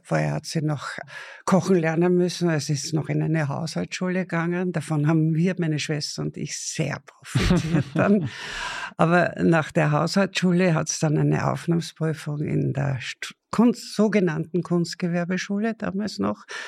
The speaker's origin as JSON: {"language": "German", "area": "Attersee", "region": "Upper Austria", "country": "Austria", "tie": "born or raised there", "said": "Also 42 geboren, fast im See"}